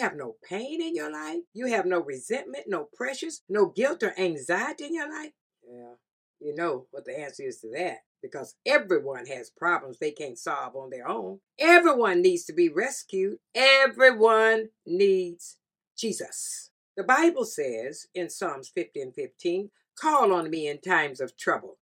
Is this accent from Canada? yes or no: no; the South, United States; I'm from the South